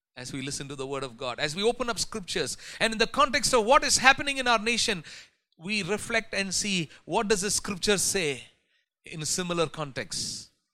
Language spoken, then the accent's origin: English; India; as Indian Christians